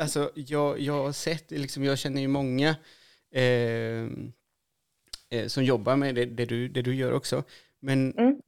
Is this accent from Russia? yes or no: no; Chile; now in Sweden; Jag är ju från Chile